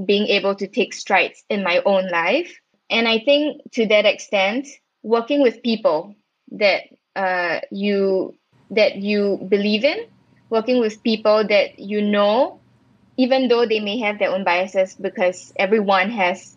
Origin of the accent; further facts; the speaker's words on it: Singapore; moved away; also born or lived in Israel; I was based in Israel as a Singaporean.